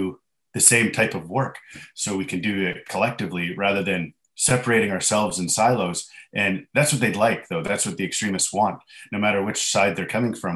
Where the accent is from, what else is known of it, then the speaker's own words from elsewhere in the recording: Canada; I'm Canadian